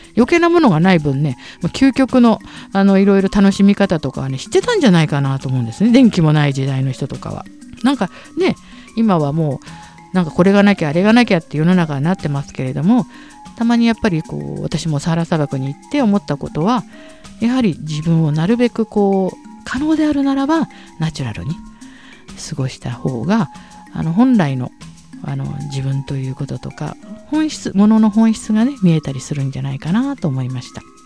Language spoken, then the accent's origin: Japanese; Tokyo, Japan; moved away as an adult; also born or lived in Sahara Desert / Paris, France; 下町の向島というところの生まれも育ちもそうなんですね